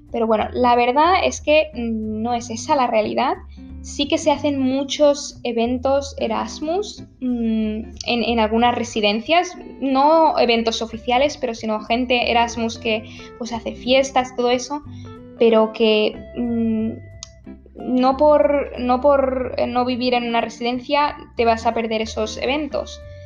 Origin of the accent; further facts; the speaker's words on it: Barcelona, Catalonia, Spain; also born or lived in Münster; iba a hacer un intercambio en Barcelona, ¿vale? Que es de donde yo soy, de donde, donde yo vivía